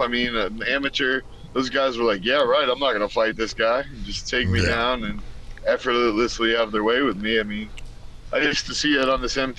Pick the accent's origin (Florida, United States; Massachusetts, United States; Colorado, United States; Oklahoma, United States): Florida, United States; moved away as an adult; now in Los Angeles, United States; I'm from Florida